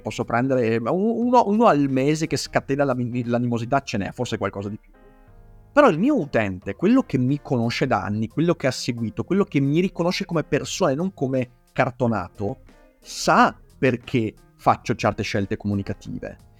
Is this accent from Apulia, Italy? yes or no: no; Veneto, Italy; accent: Venetian; la mia cadenza veneta